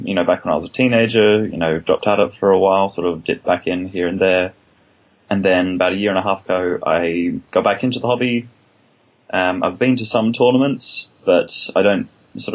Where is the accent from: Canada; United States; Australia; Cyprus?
Australia; Perth, Western Australia; moved away as an adult; also born or lived in Melbourne, Australia; now in London, United Kingdom; I'm originally from Perth and then Melbourne, and then came over to London about 2.5 years ago